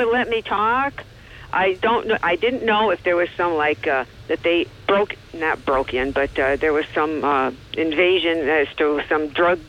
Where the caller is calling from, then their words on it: Johnson City, New York, United States; from JC.